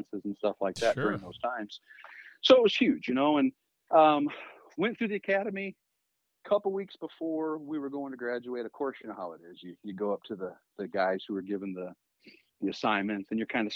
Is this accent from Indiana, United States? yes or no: yes; South Bend, Indiana, United States; here in my hometown, South Bend, Indiana